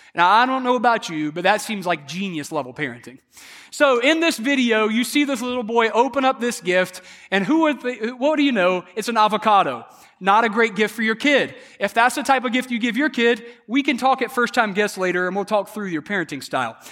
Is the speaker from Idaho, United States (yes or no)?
no; South Carolina, United States; I was raised in South Carolina, so I'm a big Clemson fan